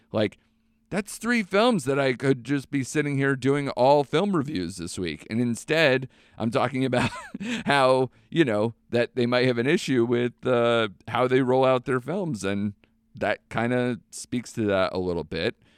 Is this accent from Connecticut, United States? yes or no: yes; Connecticut, United States; my home state of Connecticut